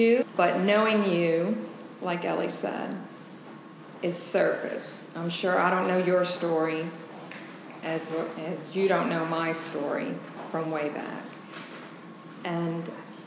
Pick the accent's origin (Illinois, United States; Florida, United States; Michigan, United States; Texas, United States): Illinois, United States; Joliet; I was born in Illinois, Joliet.